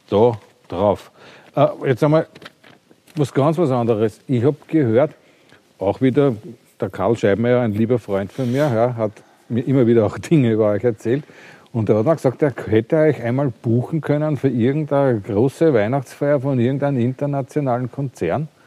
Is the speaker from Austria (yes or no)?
yes; Austria; Ich bin aus Österreich.